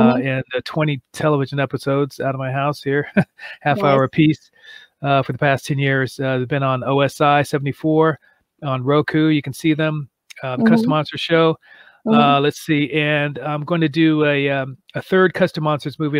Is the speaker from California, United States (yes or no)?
yes; Malibu, California, United States; also born or lived in Santa Monica; I was born in Santa Monica and grew up in Malibu area.